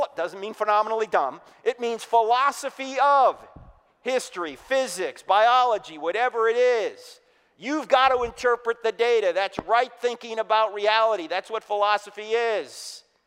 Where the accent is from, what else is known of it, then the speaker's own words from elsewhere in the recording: New Jersey, United States; moved away; I'm originally from New Jersey